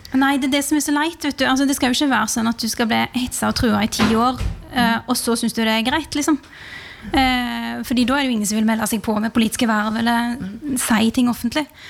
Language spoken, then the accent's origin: Norwegian; Rogaland, Norway; moved away; fra heimfylket mitt